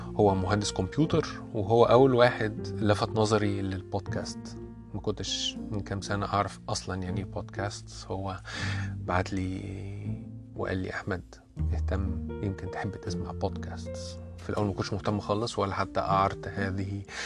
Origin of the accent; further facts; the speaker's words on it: Egypt; accent: Egyptian; انا اتولدت وعشت معظم حياتي في مصر